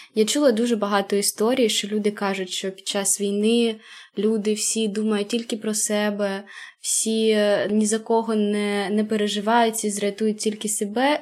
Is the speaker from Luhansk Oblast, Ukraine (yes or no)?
no; Kharkiv Oblast, Ukraine; moved away as an adult; now in France; Ми з Харківської області